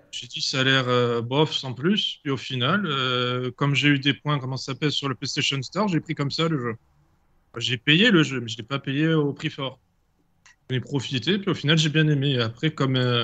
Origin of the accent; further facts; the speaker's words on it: Ajaccio, Corsica, France; Je suis d'Ajaccio.